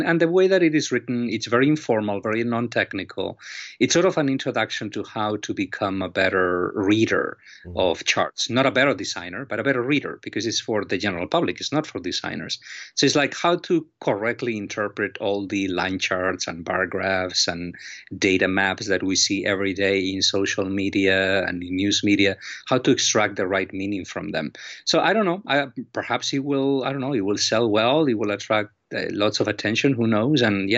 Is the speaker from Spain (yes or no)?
yes; Galicia, Spain; now in Miami, United States; I am originally from Spain, from northwestern Spain, a region called Galicia. And Galicia is very rainy and dark and windy and cold.